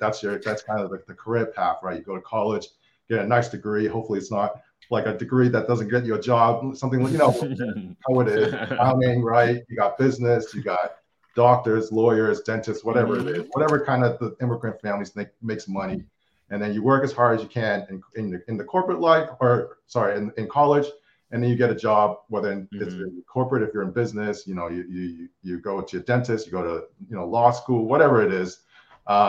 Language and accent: English; Boston, Massachusetts, United States; from Boston, grew up, born and raised in Boston.